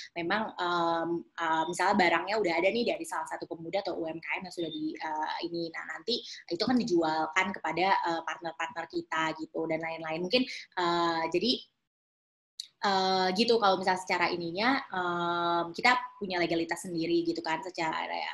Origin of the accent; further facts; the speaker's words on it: Depok, West Java, Indonesia; also born or lived in Jakarta; aku lahir sih di Jakarta kak, tapi memang kalau rumah um, di Depok Jawa Barat